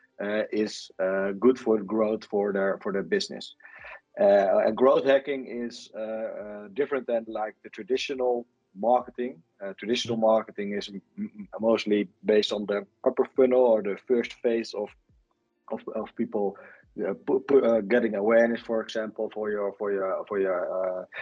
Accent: Netherlands; I'm from the Netherlands.

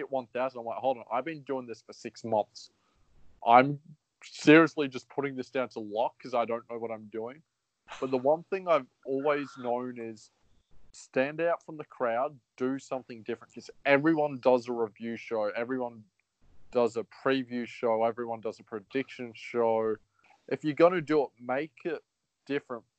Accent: Australia

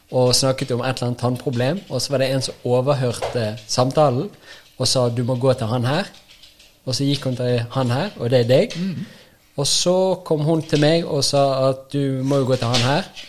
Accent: Western Norway, Norway; Jeg er jo fra Vestlandet.

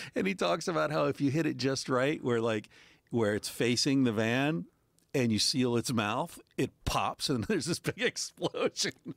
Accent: United States; moved away as an adult; now in Barcelona, Spain; I was raised in America

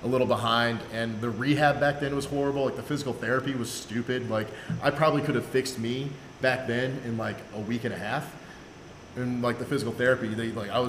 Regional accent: Central Illinois, United States; moved away as an adult; also born or lived in Washington, D.C.; I'm originally from Central Illinois.

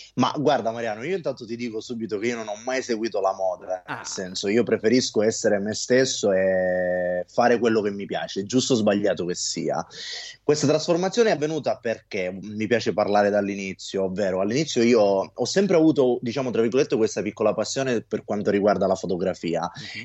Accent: Sicily, Italy; da buon siciliano

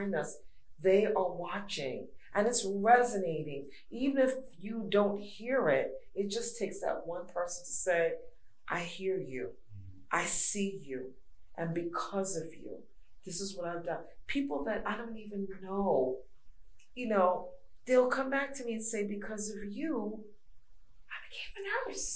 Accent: New York City, New York, United States; moved away; also born or lived in Georgia; I'm from New York. I give them the New York talk, raw, Brooklyn, New York, raw

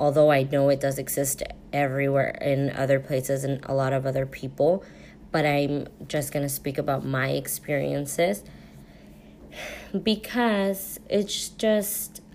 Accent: United States; also born or lived in Mexico; I was born in Mexico, both Mexican parents. I was raised here, came here very, very young when I was only 10 months old

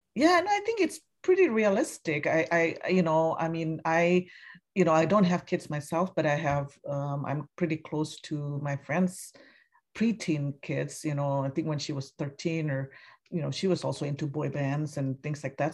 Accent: Indonesia; now in United States; I'm from Indonesia originally and I've been living here you know, over almost three decades now in the U S

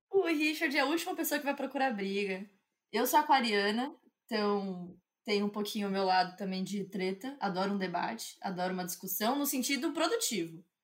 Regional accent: São Paulo, Brazil; porque eu sou paulista. Sobrenome trabalha para caramba. E, é uma coisa que em São Paulo a gente gosta, a gente parece que trabalho faz parte da nossa essência.

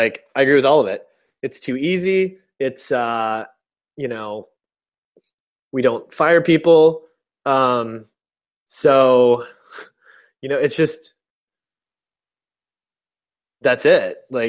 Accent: United States; as an American guy who's lived here my whole life

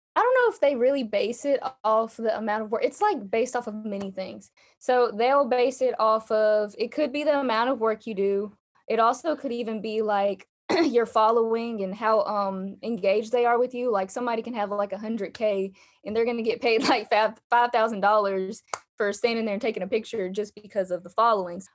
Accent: Alabama, United States; I'm from Alabama. You guys can probably hear that in my accent.

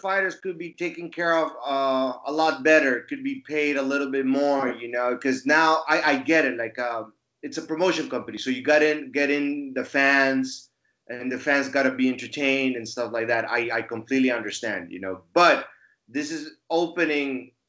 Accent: Bolivia; moved away as an adult; now in Finland; my home country, Bolivia

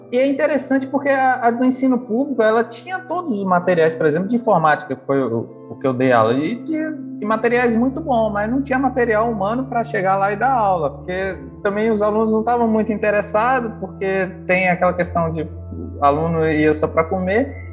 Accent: Brazil; moved away; eu venho do interior do Brasil, que é um lugar, parece que é perto de Garganta mesmo, porque é divisa de Minas Gerais com Espírito Santo e Bahia

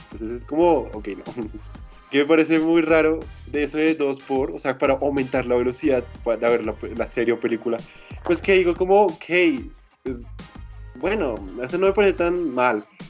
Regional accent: Colombia; somos de Colombia

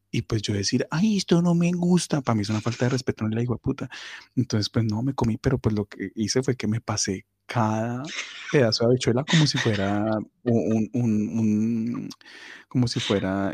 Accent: Cali, Valle del Cauca, Colombia; yo pues soy caleño y amo el cholado como, buen caleño

